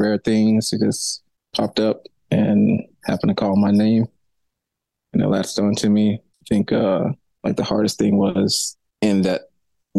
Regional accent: St. Louis, Missouri, United States; moved away as an adult; also born or lived in Colorado; So I was born in St. Louis, Missouri. I grew up there

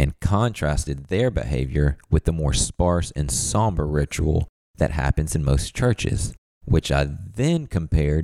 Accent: the South, Southern United States, United States; as a Southerner

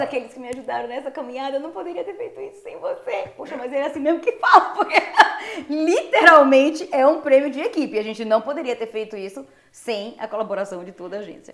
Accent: Ilhéus, Bahia, Brazil; also born or lived in Belém, Pará; now in United States; Eu sou de Ilhéus, na Bahia, interior da Bahia

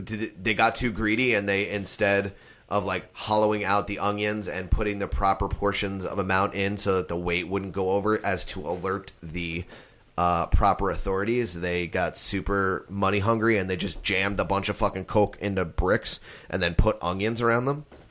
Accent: United States; I was born in the United States of America.

